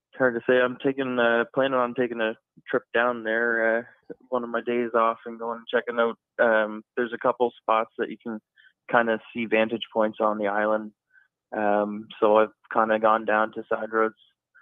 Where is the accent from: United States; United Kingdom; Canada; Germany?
Canada; Halifax, Nova Scotia; I live in the Halifax area. I grew up here in Halifax